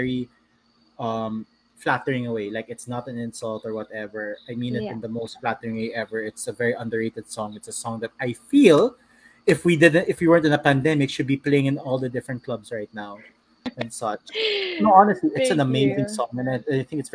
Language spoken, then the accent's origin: English; San Juan, Metro Manila, Philippines; I'm from Green Hills